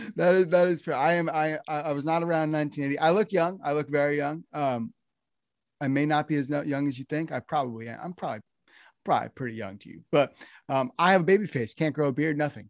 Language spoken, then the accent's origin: English; New Jersey, United States; now in Nashville, United States; I'm from New Jersey, and right now, here in Nashville